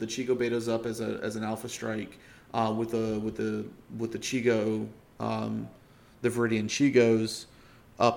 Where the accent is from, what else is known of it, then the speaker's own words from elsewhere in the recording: Washington, District of Columbia, United States; you went to my hometown